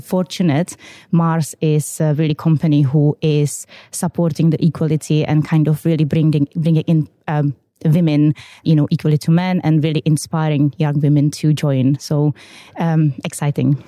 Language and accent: English; Czechia; English is a second language; moved away as an adult; now in United Kingdom; you can see in my accent, I am originally from the Czech Republic.